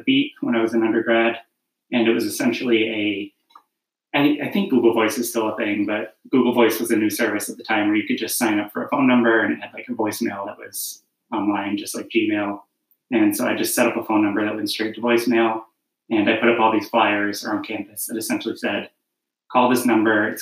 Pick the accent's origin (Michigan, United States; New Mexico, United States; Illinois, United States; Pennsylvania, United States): Michigan, United States; Ann Arbor; moved away as an adult; now in New York, United States; I started the Strangers Project back in 2009 in Ann Arbor, Michigan, which is where I grew up